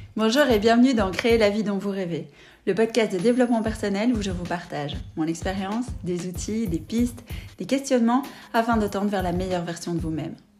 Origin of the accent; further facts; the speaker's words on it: Belgium; chez nous en Belgique